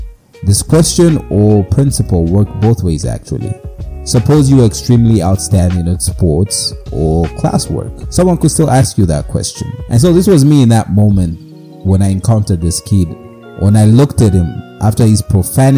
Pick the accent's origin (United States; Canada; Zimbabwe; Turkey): Zimbabwe; Mutare, Manicaland; growing up in Zimbabwe many years ago, in the streets of Mutare, beautiful place, a lot of mountains, hills, very cold.